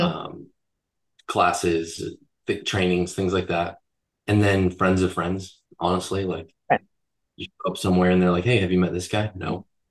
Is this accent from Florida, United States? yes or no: yes; Florida, United States; moved away as an adult; now in Boise, United States; I was born and raised in Florida